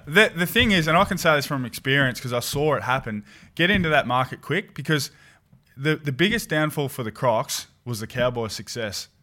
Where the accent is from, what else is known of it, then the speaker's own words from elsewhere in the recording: Swan Hill, Victoria, Australia; in my hometown, Swanhill